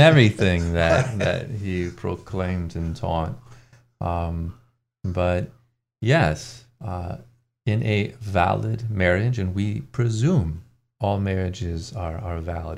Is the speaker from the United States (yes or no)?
yes; Ann Arbor, Michigan, United States; I grew up in Ann Arbor, Michigan